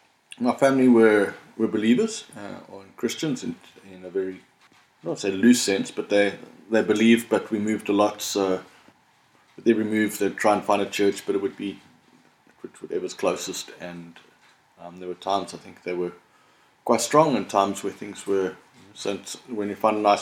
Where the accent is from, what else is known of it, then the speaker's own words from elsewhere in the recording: Durban, KwaZulu-Natal, South Africa; now in Cape Town, South Africa; before that, I was born in Durban and we moved around a lot when I was in primary school. So I call myself a Cape Townian, but I've lived in all the provinces and all over the country